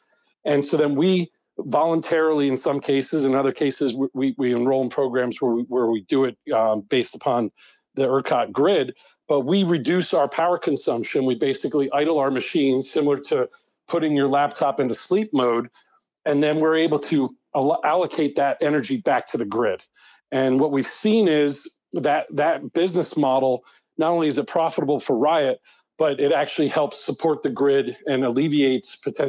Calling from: Huntington Beach, California, United States; I'm calling in from Southern California. I live down here in Huntington Beach.

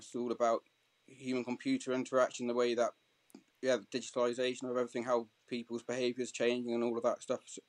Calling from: South West England, United Kingdom; Dorset in the south coast of England.

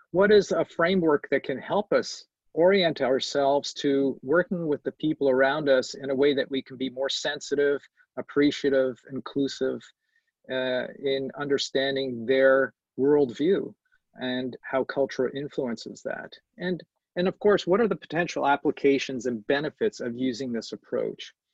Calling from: Montreal, Quebec, Canada; I'm, I'm dialing in from Montreal, a very multicultural city

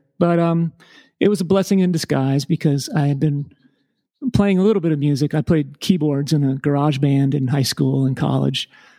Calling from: Wimberley, Texas, United States; I'm at the home office in Wimberley, Texas.

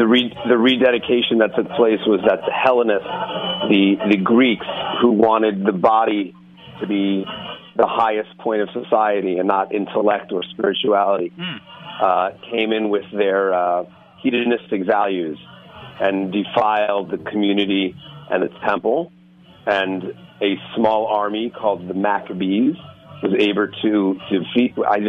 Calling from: Surfside, Florida, United States; I'm calling from Surfside.

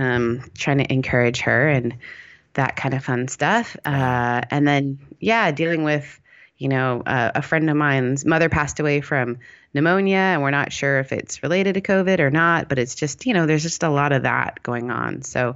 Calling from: Costa Mesa, California, United States; Costa Mesa

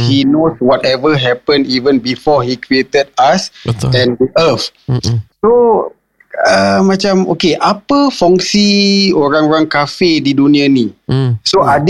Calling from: Tampines, East Region, Singapore; Uh, saya daripada Tampines.

